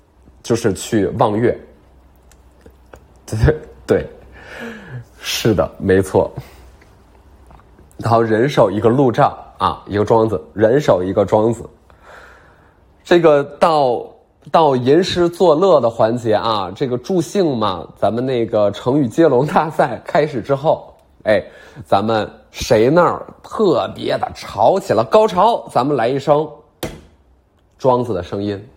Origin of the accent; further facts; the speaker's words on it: Beijing, China; 我觉得我就是能在卡布奇诺小区做一个属于咱们北京人的阿那亚